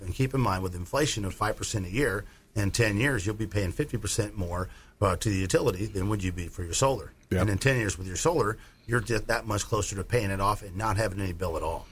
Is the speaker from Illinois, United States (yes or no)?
yes; Illinois, United States; moved away; I'm from Illinois, a farm ground